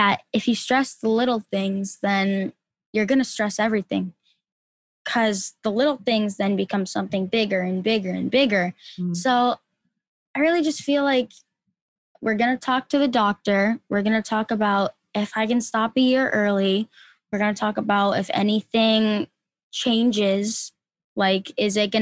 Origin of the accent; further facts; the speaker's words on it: Rhode Island, United States; we're from Rhode Island